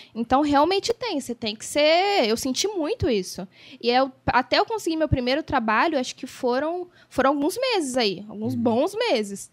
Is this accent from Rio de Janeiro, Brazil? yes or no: yes; Barra do Piraí, Rio de Janeiro, Brazil; moved away as an adult; now in São Paulo, Brazil; barrense, nascida e criada em Barra do Piraí